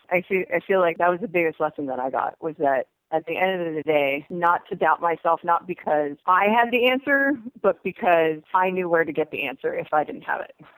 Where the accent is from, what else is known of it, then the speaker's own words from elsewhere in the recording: United States; I'm an American because I grew up here from when I was two years old